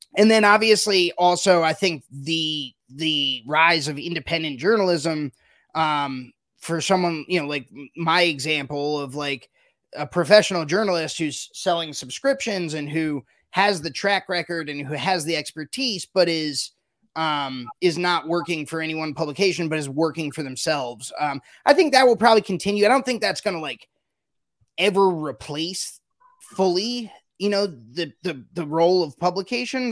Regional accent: United States; as an as an American, even as a, a, beverage alcohol reporter

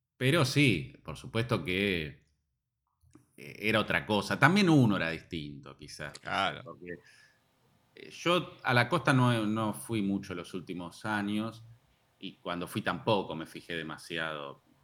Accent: Lanús, Buenos Aires Province, Argentina; yo soy de Lanús y viví siempre en Lanús, zona

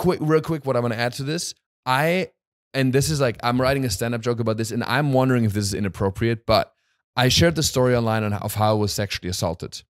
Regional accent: Hochschwarzwald, Baden-Württemberg, Germany; moved away; in my hometown, in Eibisbach, Mochschwarzwald

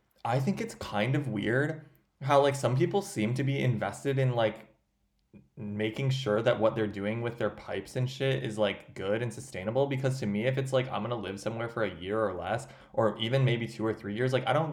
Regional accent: Minnesota, United States; accent: Minnesotan; moved away; also born or lived in Astoria, New York; I'm from Minnesota. Can't hide it.

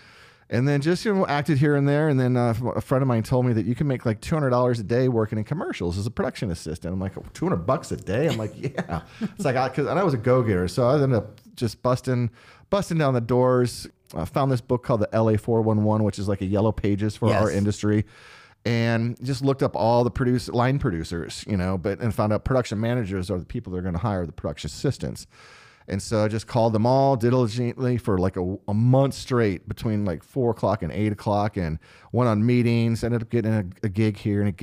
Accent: St. Louis, Missouri, United States; moved away; also born or lived in Florida; I was born in St. Louis, Missouri.

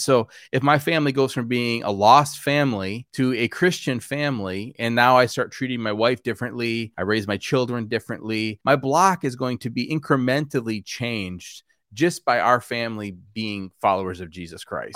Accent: Wisconsin, United States; I grew up in Wisconsin

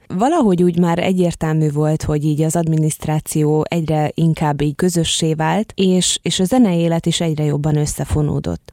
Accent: Budapest, Hungary; én itt születtem, itt nőttem föl

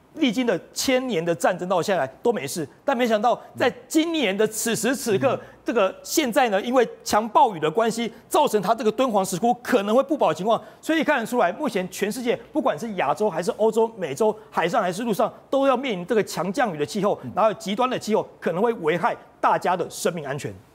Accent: Taiwan; 这个温度已经不是我们台湾人能够想象了

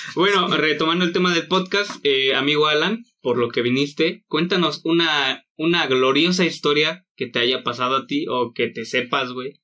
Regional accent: Mexico; como los mexicanos somos

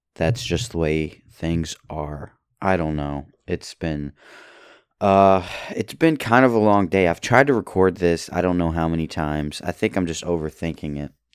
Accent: Louisville, Kentucky, United States; I was born in Kentucky, Louisville, Kentucky, and my family is rather Kentuckian.

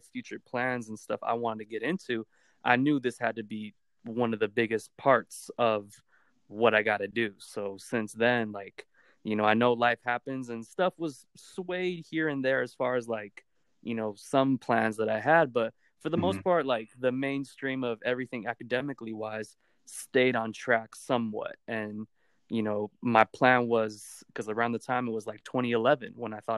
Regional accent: Whittier, California, United States; I grew up in Whittier, California.

